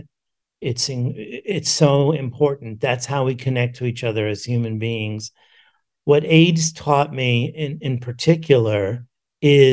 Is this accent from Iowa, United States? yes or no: no; New York City, New York, United States; I grew up in New York City